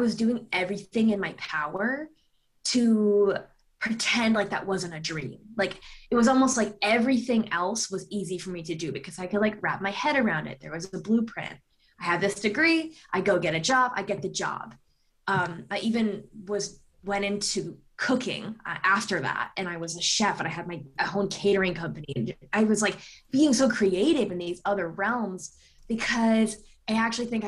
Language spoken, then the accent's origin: English; East Coast, United States; moved away as an adult; also born or lived in San Diego, California; now in Los Angeles, United States; I grew up on the East Coast